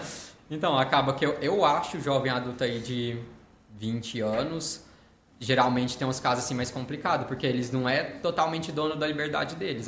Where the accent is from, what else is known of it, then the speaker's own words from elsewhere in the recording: Uberlândia, Minas Gerais, Brazil; atendo aqui na cidade de Uberlândia, é, nascido e criado aqui